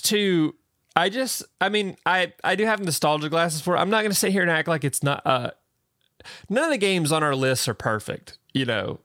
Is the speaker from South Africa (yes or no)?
no; the South, United States; accent: southern; my little southern accent